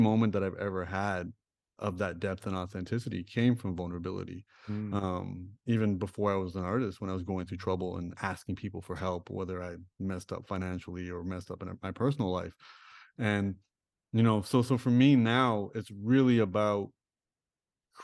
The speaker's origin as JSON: {"language": "English", "town": "Toronto", "region": "Ontario", "country": "Canada", "tie": "born or raised there", "said": "I grew up in Toronto. I grew up in Rexdale."}